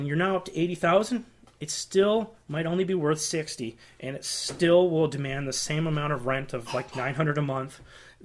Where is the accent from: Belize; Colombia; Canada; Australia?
Canada; as a Canadian real estate investor